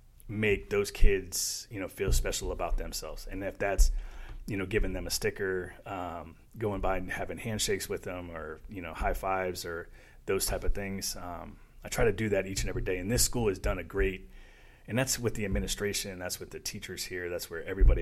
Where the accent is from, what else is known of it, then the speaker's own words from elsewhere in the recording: South Florida, United States; I grew up in South Florida